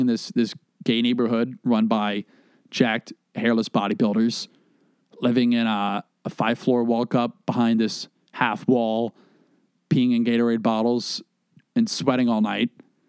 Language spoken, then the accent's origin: English; the South, United States; I was like, yeah, you know, I'm from the South.